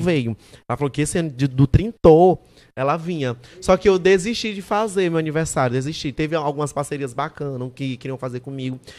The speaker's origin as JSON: {"language": "Portuguese", "town": "São Luís", "region": "Maranhão", "country": "Brazil", "said": "eu sou de São Luís"}